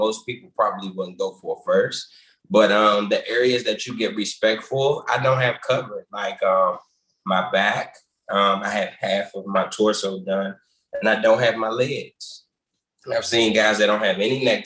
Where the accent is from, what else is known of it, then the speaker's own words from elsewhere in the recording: Washington, District of Columbia, United States; I'm originally from Washington, D.C. I was born in Columbia Hospital for Women, that hospital.